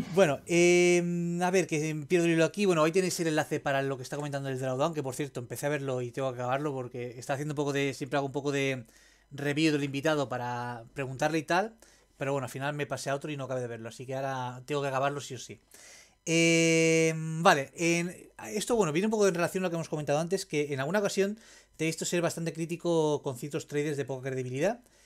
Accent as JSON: {"language": "Spanish", "town": "Roses", "region": "Catalonia", "country": "Spain", "tie": "born or raised there", "moved": "yes", "said": "yo soy de Rosas Rosas"}